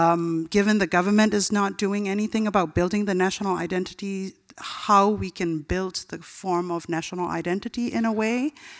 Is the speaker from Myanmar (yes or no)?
yes; Myanmar; now in United States; I'm from Burma.